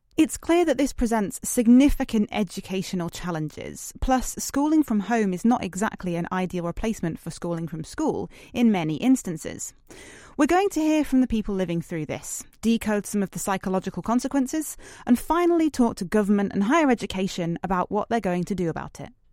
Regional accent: United Kingdom; as a British person

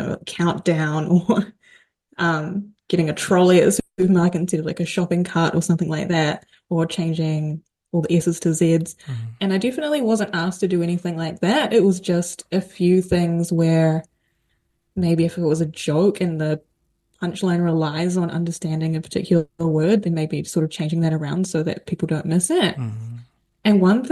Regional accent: New Zealand; we're both from New Zealand

